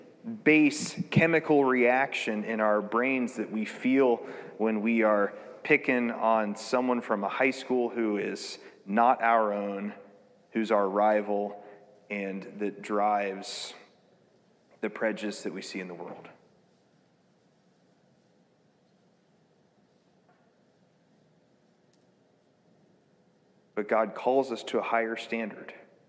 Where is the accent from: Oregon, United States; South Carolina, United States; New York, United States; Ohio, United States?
Ohio, United States; Marysville; I grew up in Marysville